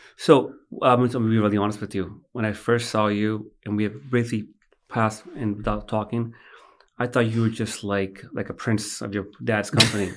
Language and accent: English; United States; I was born in America